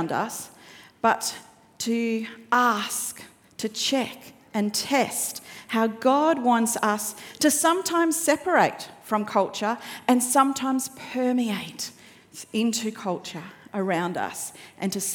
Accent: Victoria, Australia; I grew up in Victoria

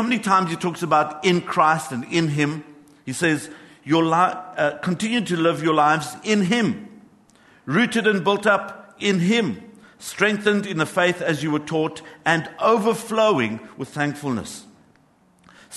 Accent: Johannesburg, Gauteng, South Africa; I grew up in Johannesburg

